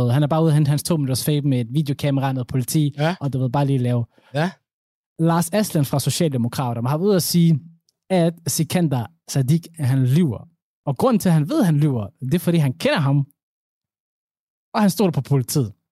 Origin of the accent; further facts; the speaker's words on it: Somalia; jeg cykler, jeg er somalier.